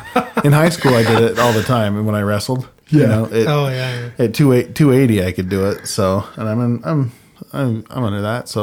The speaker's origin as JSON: {"language": "English", "region": "Utah", "country": "United States", "said": "It's because, you know, we come from Cache Valley."}